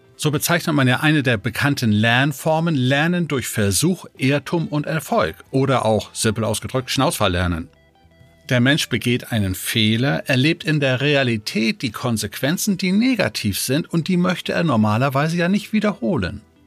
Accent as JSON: {"language": "German", "country": "Denmark", "tie": "born or raised there", "moved": "yes", "lives_now": "Germany", "said": "gebürtiger Däne"}